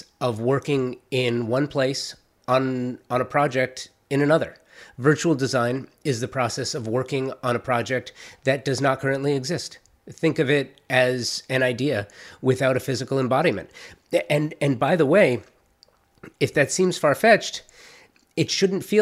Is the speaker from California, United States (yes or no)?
yes; Los Angeles, California, United States; I'm a native Angeleno, born and raised in Los Angeles, the Valley, to be more specific